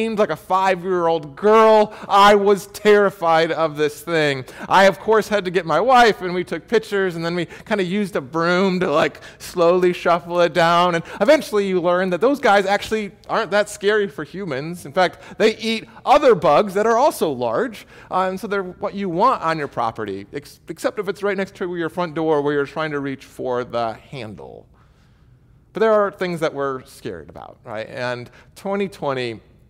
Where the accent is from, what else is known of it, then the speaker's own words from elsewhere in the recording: Michigan, United States; moved away as an adult; now in Cedar Park, United States; I'm from Michigan